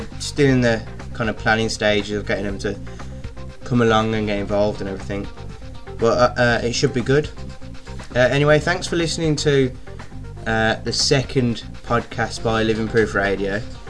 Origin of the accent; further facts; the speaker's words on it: Birmingham, West Midlands, United Kingdom; we're from Birmingham